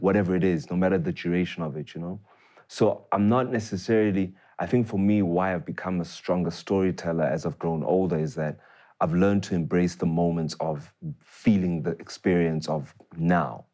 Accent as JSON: {"language": "English", "town": "Tembisa", "region": "Gauteng", "country": "South Africa", "tie": "born or raised there", "said": "I grew up in Tembisa, right? Mm. Uh, born there, raised there for many years uh, before we moved out."}